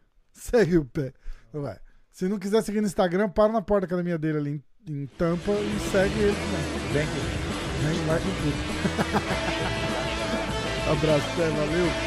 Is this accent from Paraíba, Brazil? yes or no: no; Rio de Janeiro, Brazil; Eu vim do Rio de Janeiro, porra.